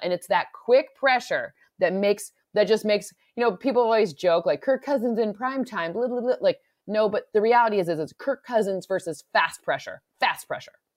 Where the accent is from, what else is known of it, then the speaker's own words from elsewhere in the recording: Michigan, United States; I'm from the Midwest, now I'm from Michigan, not Minnesota